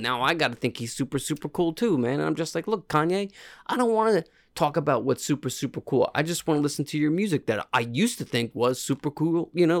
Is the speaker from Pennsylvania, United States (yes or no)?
yes; Pennsylvania, United States; Piffeter. I'm from Piffeter, PA.